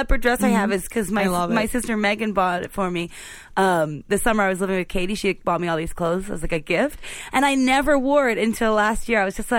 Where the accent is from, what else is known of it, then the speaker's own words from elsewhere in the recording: Philadelphia, Pennsylvania, United States; I was from Philly